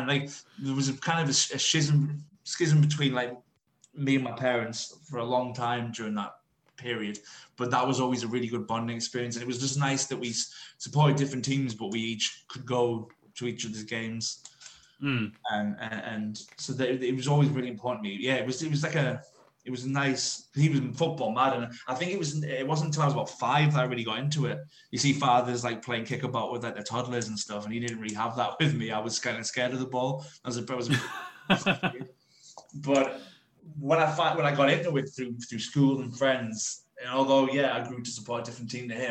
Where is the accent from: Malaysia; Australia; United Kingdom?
United Kingdom; Durham, North East England; I'm from Durham, so like, when I went from in Durham, you were kind of like you grew up being a Newcastle fan